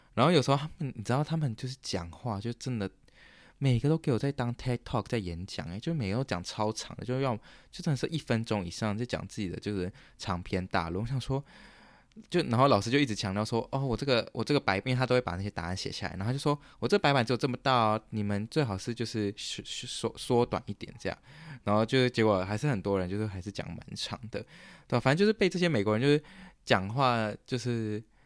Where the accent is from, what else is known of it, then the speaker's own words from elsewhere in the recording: Taiwan; moved away as an adult; now in Canada; 我们台湾人有， 有创一个这个，我们这个 program 的群组